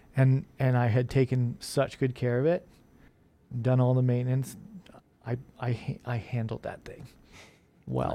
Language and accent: English; Omaha, Nebraska, United States; growing up in Omaha